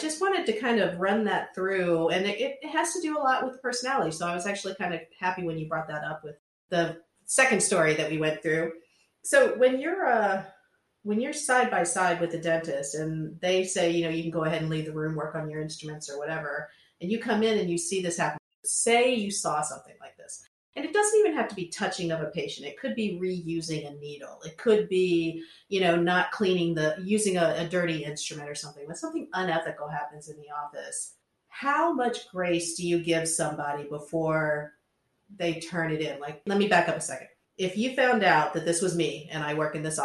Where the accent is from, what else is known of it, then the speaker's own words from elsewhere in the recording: Centerville, United States; I'm from Centerville, which is boring